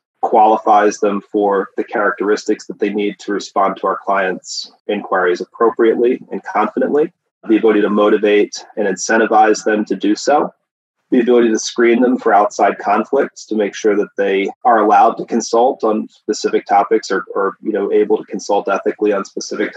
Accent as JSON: {"language": "English", "area": "then Tennessee", "region": "Pennsylvania", "country": "United States", "tie": "born or raised there", "also_born_or_lived": "upstate New York", "moved": "yes", "lives_now": "California, United States", "said": "I grew up on the East Coast, originally in Pennsylvania and then Tennessee"}